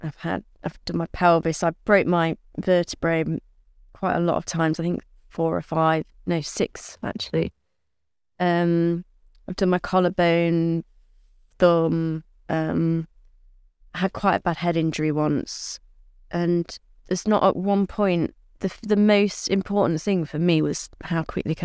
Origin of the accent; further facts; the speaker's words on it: Southwell, East Midlands, United Kingdom; my first ever ride on a race course was at my hometown at Southwell